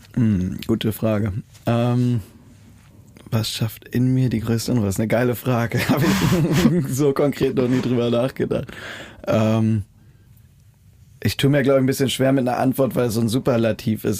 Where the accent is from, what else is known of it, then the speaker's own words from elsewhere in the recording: Germany; moved away; an der Ostsee, so in der Heimat